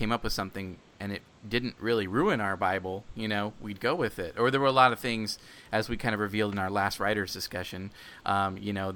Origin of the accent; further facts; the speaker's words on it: Penryn, California, United States; also born or lived in San Jose, California; the town that I grew up in, is a town called Penryn